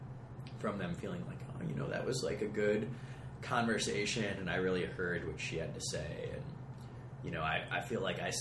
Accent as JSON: {"language": "English", "town": "Chicago", "region": "Illinois", "country": "United States", "tie": "born or raised there", "also_born_or_lived": "Wisconsin", "said": "I grew up in Wisconsin, so in Illinois. So, like, I got a weird sort of situation where if I'm going to rep a city, it can be Chicago"}